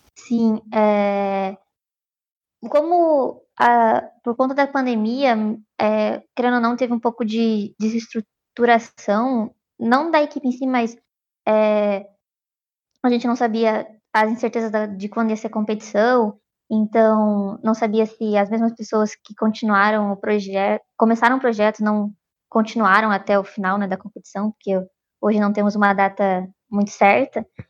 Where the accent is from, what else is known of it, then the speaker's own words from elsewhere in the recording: Piracicaba, São Paulo, Brazil; moved away as an adult; now in São Carlos, Brazil; eu sou de Prascava